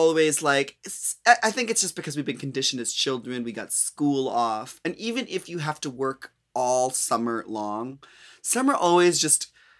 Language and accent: English; Midwest, United States; also born or lived in New York; now in California, United States; because I'm from the Midwest where it gets very humid in the summer. I lived in New York where it is just unbearably disgusting and humid.